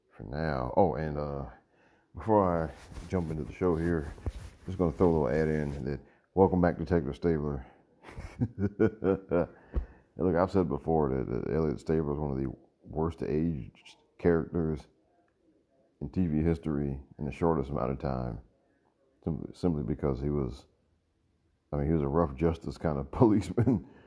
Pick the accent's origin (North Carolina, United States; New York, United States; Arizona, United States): New York, United States; I was born in New York